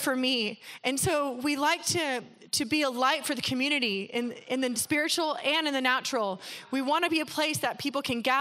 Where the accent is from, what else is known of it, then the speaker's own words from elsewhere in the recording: North County, California, United States; moved away as an adult; now in El Cajon, United States; I grew up in North County, but God has brought us here